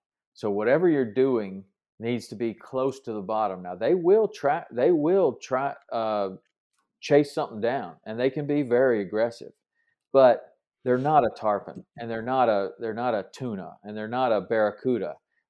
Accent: South Carolina, United States; Growing up in South Carolina, we used to do a lot of flounder fishing.

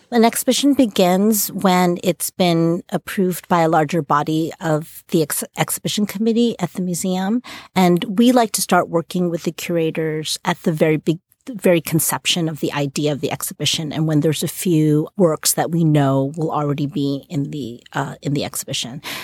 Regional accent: New York City, New York, United States; I grew up in New York City

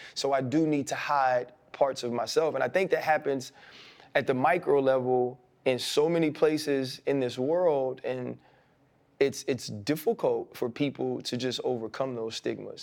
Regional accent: New Orleans, Louisiana, United States; I came from New Orleans

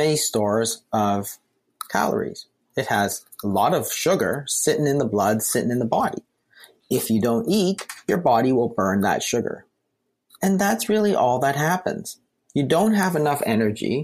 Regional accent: Canada; We're Canadian

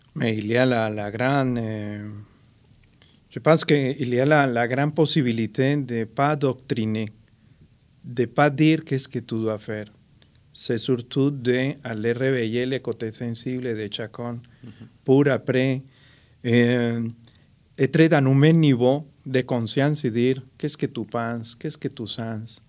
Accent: Colombia; French is a second language; now in Trois-Rivières, Canada; Je suis déraciné de la Colombie, enraciné en Mauricie

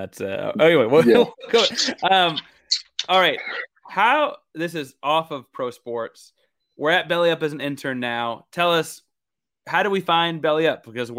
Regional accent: Austin, Texas, United States; also born or lived in Houston, United States; I was born in Houston and grew up in Austin, and we didn't have hockey.

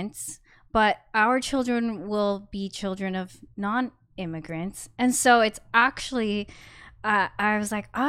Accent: United States; growing up in America

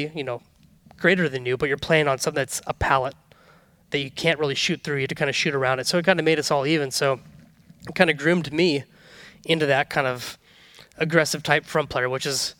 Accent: Northern California, United States; growing up in Northern California

